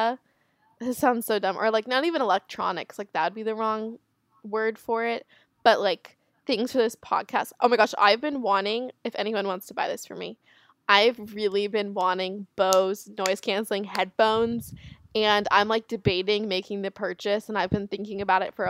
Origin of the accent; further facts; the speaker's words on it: South Florida, United States; we're from South Florida